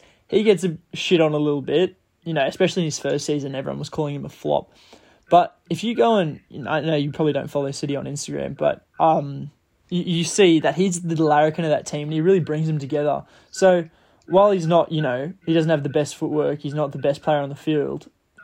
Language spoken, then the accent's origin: English; Australia; As an Aussie